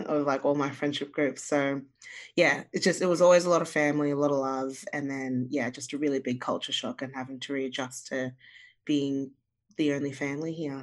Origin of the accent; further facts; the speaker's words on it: Australia; also born or lived in Zimbabwe; and then we moved to Australia